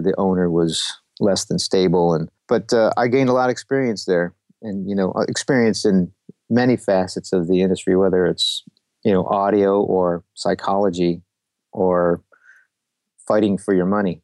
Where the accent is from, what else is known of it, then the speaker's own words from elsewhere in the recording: Rochester, New York, United States; moved away as an adult; also born or lived in New England; now in Nashville, United States; I came from Rochester, New York. Left there to go to school in New England.